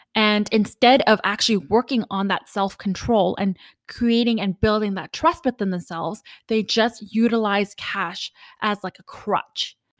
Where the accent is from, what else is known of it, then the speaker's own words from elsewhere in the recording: Canada; also born or lived in Ottawa / Vancouver; I am Canadian